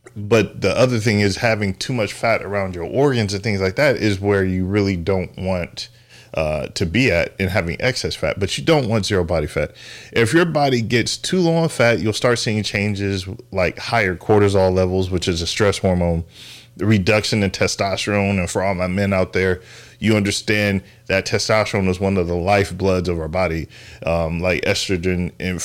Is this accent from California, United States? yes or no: yes; San Diego, California, United States; moved away; I love seafood. I'm from San Diego, or we moved out here from San Diego.